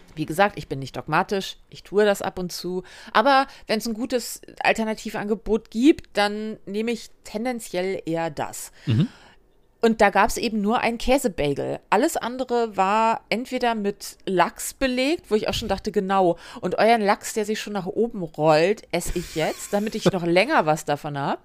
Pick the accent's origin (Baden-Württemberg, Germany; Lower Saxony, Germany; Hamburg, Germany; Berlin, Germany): Hamburg, Germany; born or raised there